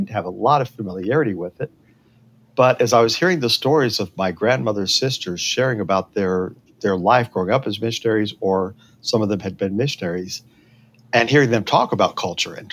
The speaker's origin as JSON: {"language": "English", "town": "Berea", "region": "Kentucky", "country": "United States", "tie": "born or raised there", "said": "I grew up in Berea, Kentucky"}